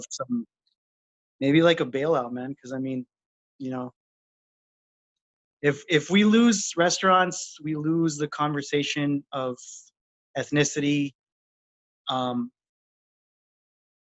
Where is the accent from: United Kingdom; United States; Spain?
United States; I am from, you know, the border